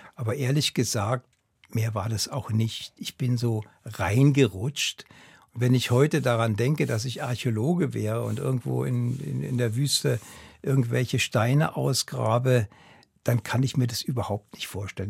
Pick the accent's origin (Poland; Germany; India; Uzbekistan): Germany; Berlin; now in Switzerland; Ich bin in Berlin aufgewachsen